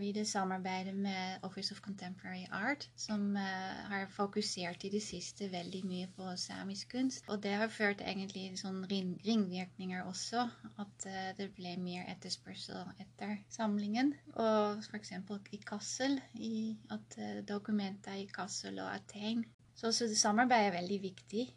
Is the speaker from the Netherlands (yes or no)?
yes; Netherlands; now in Karasjok, Norway; opprinnelig fra Nederland